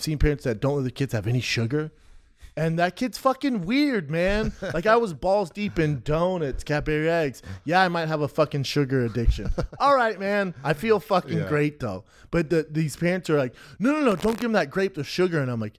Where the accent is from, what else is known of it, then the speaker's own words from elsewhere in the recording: Aurora, Colorado, United States; I grew up in Aurora, Colorado.